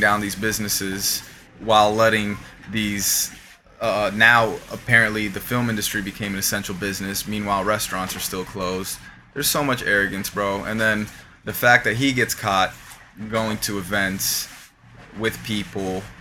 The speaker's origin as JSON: {"language": "English", "town": "Miami", "region": "Florida", "country": "United States", "tie": "born or raised there", "said": "we grew up out here in Miami"}